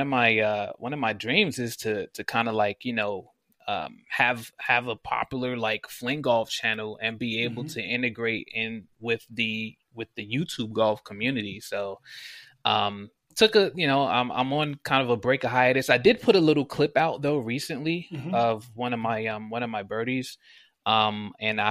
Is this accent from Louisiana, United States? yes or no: no; Maryland, United States; moved away as an adult; also born or lived in Brooklyn, New York; now in Las Vegas, United States; I'm from Brooklyn, New York originally. Moved though when I was still a kid. I was 10. So I primarily grew up in Maryland